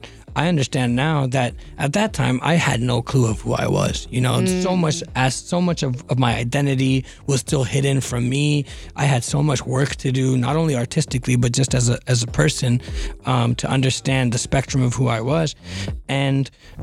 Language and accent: English; Northern California, United States; also born or lived in Boston; I grew up in Northern California suburbs